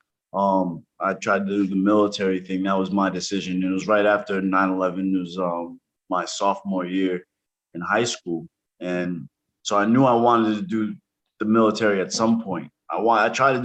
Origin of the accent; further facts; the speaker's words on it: New York City, New York, United States; moved away as an adult; also born or lived in Brooklyn; now in New Hampshire, United States; I'm from New York City. I was born in Brooklyn, raised in Spanish Harlem.